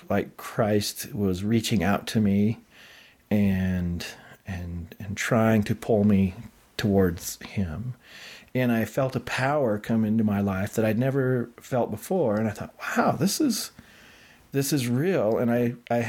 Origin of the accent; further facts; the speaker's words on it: Idaho, United States; also born or lived in Utah; I grew up in Idaho